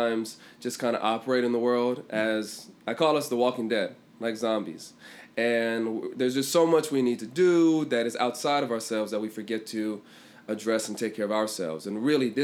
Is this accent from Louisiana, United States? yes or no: no; Washington, District of Columbia, United States; moved away; also born or lived in England; I'm from Washington, D.C. originally.